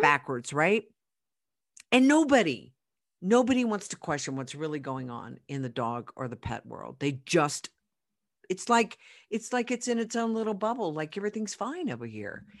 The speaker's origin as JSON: {"language": "English", "region": "Oklahoma", "country": "United States", "moved": "yes", "lives_now": "Colorado, United States", "said": "I'm from Oklahoma"}